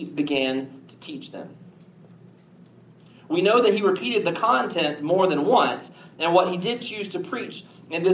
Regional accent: the South, United States; we're from the South

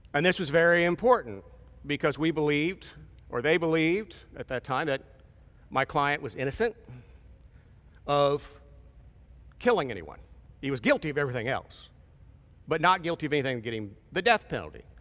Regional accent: Portsmouth, Ohio, United States; moved away; I'm from Portsmouth.

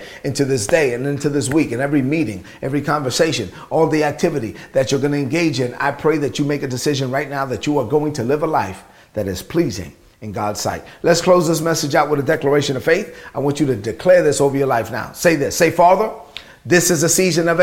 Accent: New York City, New York, United States; growing up in Brooklyn

